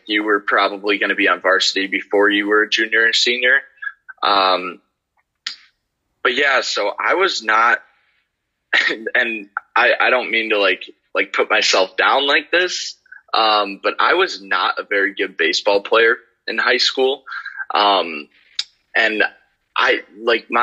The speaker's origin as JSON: {"language": "English", "town": "South Elgin", "region": "Illinois", "country": "United States", "tie": "born or raised there", "said": "I grew up in South Elgin, Illinois my whole life"}